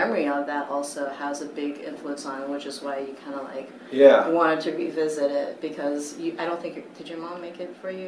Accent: United States; born there; And they knew that I was born in the States.

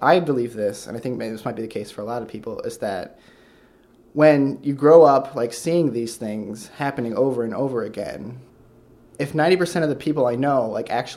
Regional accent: Sturgis, Michigan, United States; By the Midwest, I just mean a small town in Michigan. Like, what town? It's called Sturgis, Michigan.

